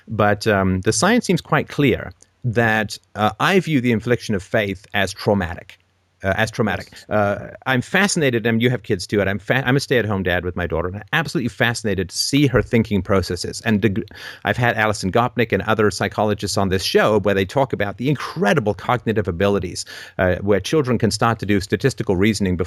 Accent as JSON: {"language": "English", "region": "England", "country": "United Kingdom", "tie": "born or raised there", "said": "I was raised in England as a Christian"}